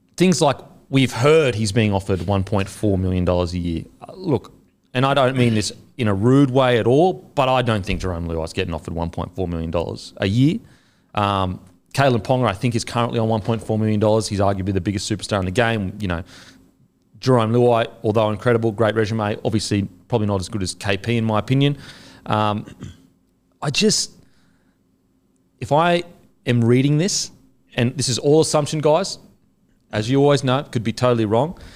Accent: Australia; I'm Australian

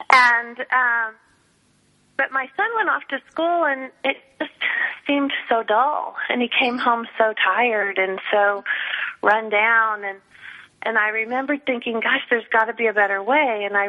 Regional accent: Dallas, Texas, United States; now in Austin, United States; I'm Dallas.

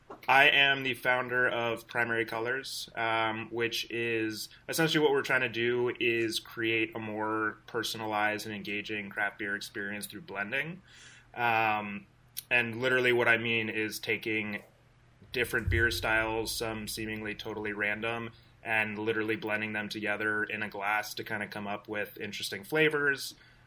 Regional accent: West Coast, United States; So, like, I grew up on the West Coast, super, super bitter IPAs.

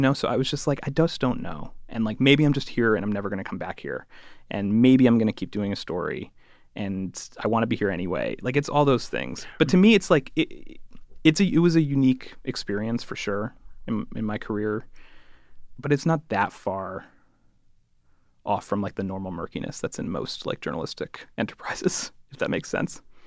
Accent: Connecticut, United States; I'm from Connecticut.

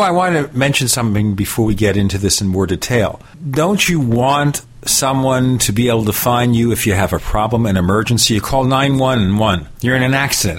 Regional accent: New York City, New York, United States; I was born in Brooklyn, New York, many thousands of years ago

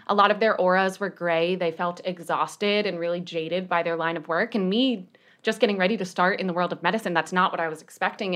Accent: New York, United States; I am also from New York

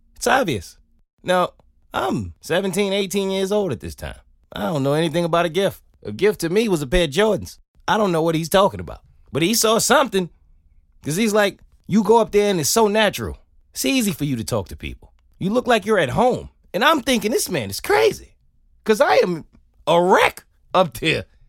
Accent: New York City, New York, United States; I grew up in New York City.

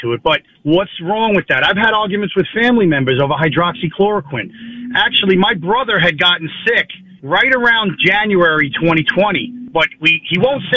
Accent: Long Island, New York, United States; I'm from Long Island

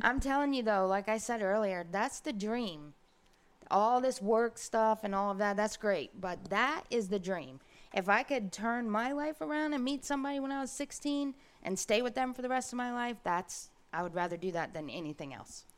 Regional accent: Brooksville, Florida, United States; also born or lived in Ocala; I grew up in Brooksville

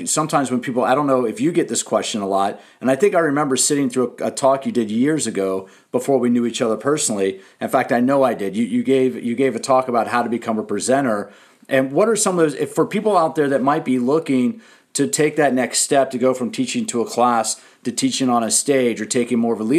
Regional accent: Washington, District of Columbia, United States; I grew up in Washington, D.C.

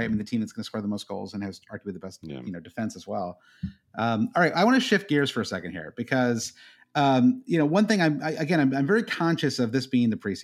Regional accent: Midwest, United States; Growing up in the Midwest

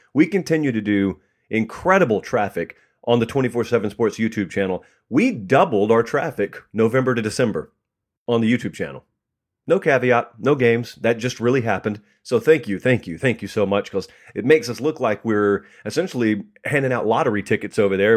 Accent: Georgia, United States; I grew up in Georgia

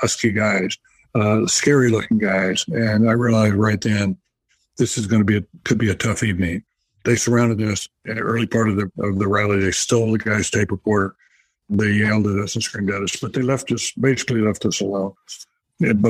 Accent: North Carolina, United States; it was back in my home state of North Carolina. I grew up in the South

